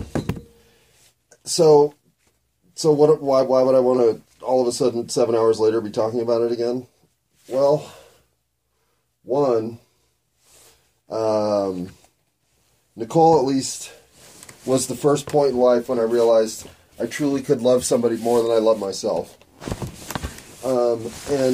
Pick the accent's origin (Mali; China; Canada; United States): United States; I'm an American